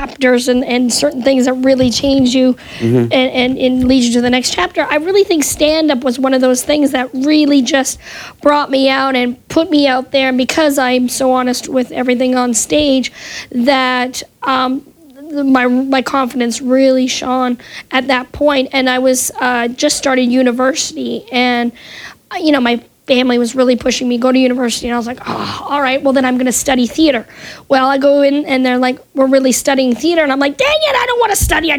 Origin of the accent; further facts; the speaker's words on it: Winnipeg, Manitoba, Canada; moved away as an adult; now in United States; I grew up in Winnipeg, Manitoba, Canada, and not a lot of stuff going on there.